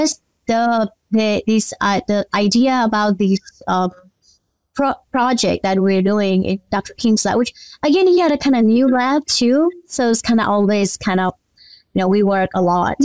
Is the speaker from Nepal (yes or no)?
yes; Nepal; moved away as an adult; now in Mississippi, United States; I was born and raised in Nepal